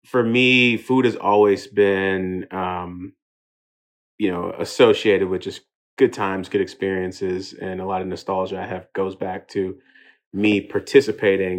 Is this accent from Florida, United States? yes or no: no; Houston, Texas, United States; also born or lived in England; made it out to Houston by the age of 3. And, ultimately grew up in a Nigerian household in America